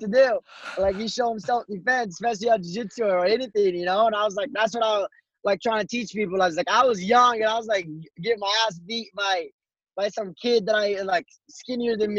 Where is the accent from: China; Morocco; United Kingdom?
Morocco; also born or lived in Colorado; now in United States; being in the United States and growing up in Morocco